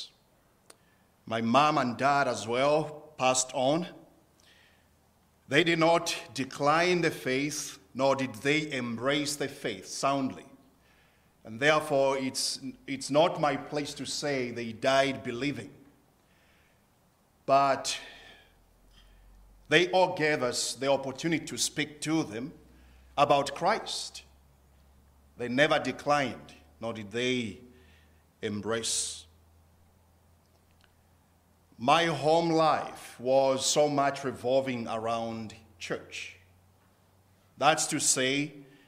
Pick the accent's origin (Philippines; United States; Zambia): Zambia; I was born and bred in Zambia